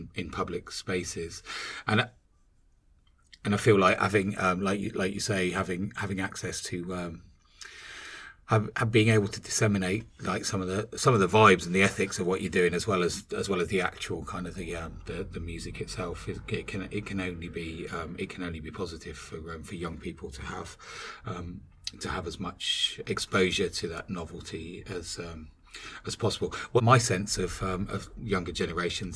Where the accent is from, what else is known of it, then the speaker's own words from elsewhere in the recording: Northern Ireland, United Kingdom; I was growing up in the Troubles, in Northern Ireland